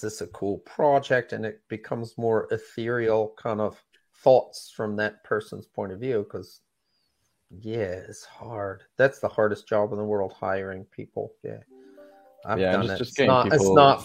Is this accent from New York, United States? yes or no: yes; New York City, New York, United States; moved away; I'm originally from New York City